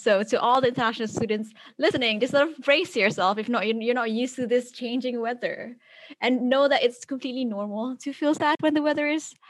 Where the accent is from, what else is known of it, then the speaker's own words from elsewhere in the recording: Malaysia; moved away as an adult; now in Oxford, United Kingdom; I come from Malaysia where the weather is always sunny all the time.